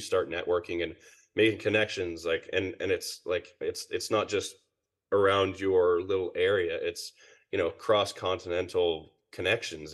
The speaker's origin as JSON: {"language": "English", "town": "Perth", "region": "Western Australia", "country": "Australia", "tie": "born or raised there", "also_born_or_lived": "Ontario, Canada", "moved": "as an adult", "lives_now": "British Columbia, Canada", "said": "I was born in Ontario, and then my family moved to Perth, Western Australia when I was seven. So I, I pretty much grew up there."}